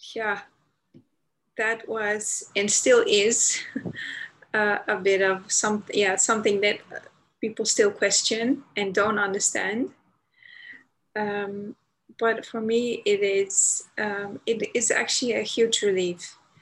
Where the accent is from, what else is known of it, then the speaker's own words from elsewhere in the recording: Amsterdam, North Holland, Netherlands; I'm Dutch, born and raised in the Netherlands, in Amsterdam